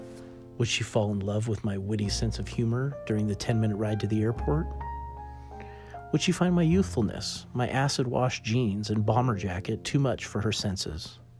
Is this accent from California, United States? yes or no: yes; California, United States; Growing up in California, close to Disneyland